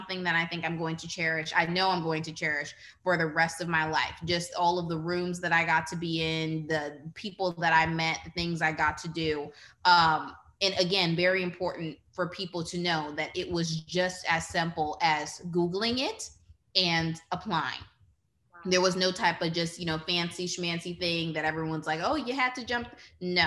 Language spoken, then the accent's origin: English; New Orleans, Louisiana, United States; growing up in New Orleans on the West Bank